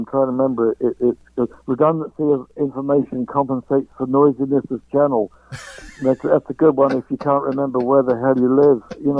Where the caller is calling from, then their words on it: London, United Kingdom; I'm calling from London, England.